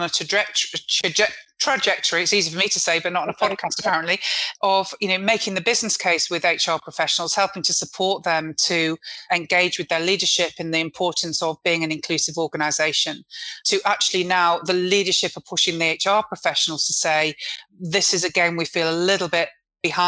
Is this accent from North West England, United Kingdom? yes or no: yes; Manchester, North West England, United Kingdom; I'm a Mancunian